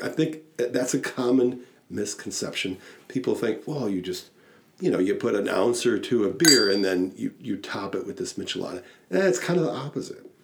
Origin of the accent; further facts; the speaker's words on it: Wisconsin, United States; we're from Wisconsin